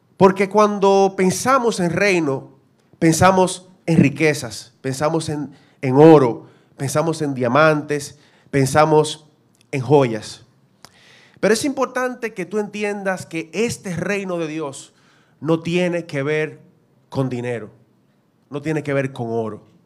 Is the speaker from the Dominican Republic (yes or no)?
yes; Dominican Republic; nosotros como dominicanos somos representantes de República Dominicana